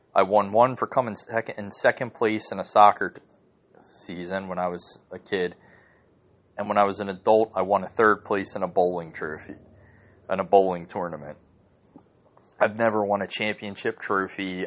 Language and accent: English; United States; I'm an American